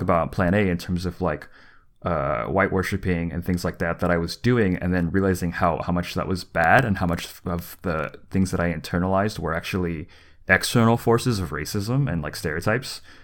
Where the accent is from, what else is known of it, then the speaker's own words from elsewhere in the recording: the South, United States; moved away; also born or lived in California; growing up in the South